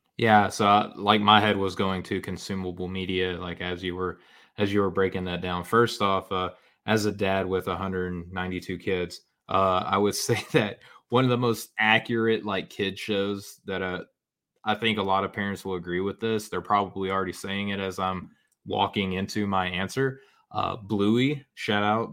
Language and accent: English; Arkansas, United States; I'm from Arkansas